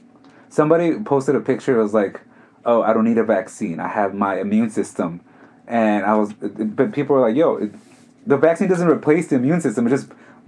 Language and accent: English; New York City, New York, United States; I am from Queens, but my family is from Mexico.